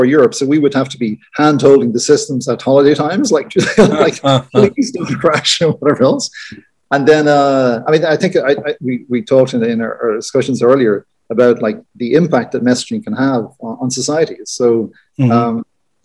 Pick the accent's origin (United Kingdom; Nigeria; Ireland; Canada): Ireland; being Irish